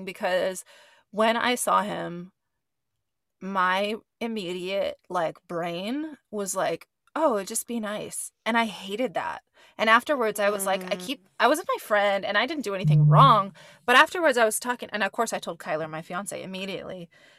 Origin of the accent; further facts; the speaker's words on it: Gilroy, California, United States; moved away; Every fucking time I go to Gilroy, California, what's up? My hometown